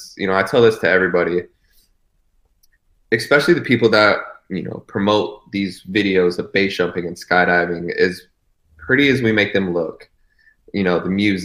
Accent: Temecula, California, United States; I'm a bartender from Temecula.

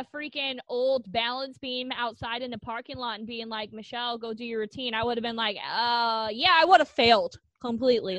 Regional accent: United States; growing up in America

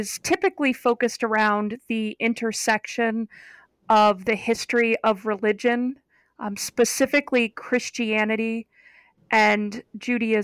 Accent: Geneva, Ohio, United States; moved away; I am from Northeastern Ohio, and I grew up about 3 miles from Lake Erie

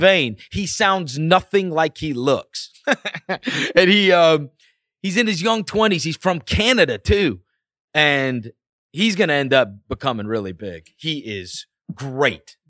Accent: St. Louis, Missouri, United States; moved away as an adult; also born or lived in New York; now in Memphis, United States; I grew up in New York, My father, uh, we moved because of his job to Saint Louis when I was in fourth grade. And then I lived in Saint Louis until I went to college

